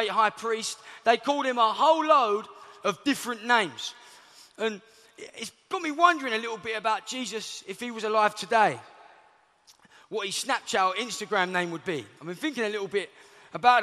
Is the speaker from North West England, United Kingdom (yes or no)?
no; London, United Kingdom; I'm from Southeast London